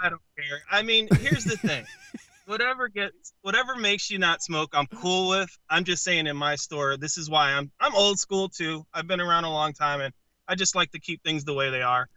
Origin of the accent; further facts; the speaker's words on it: Connecticut, United States; I come from Connecticut